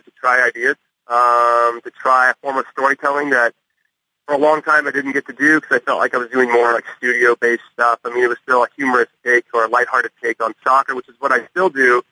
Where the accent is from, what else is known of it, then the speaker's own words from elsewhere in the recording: California, United States; I grew up in California